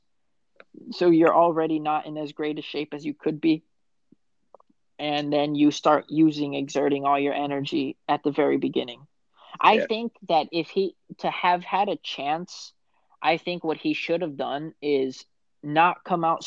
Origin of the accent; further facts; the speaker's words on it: Miami, Florida, United States; I'm from Miami